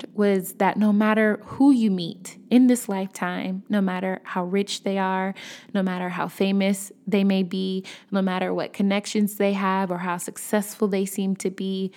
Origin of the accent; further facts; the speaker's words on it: Chicago, Illinois, United States; I'm from Chicago